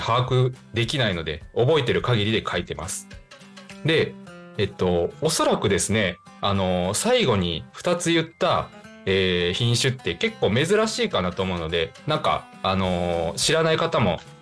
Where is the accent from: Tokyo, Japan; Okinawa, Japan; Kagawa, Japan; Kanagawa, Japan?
Kagawa, Japan; Higashikagawa; 地元香川県東香川市を深く愛する男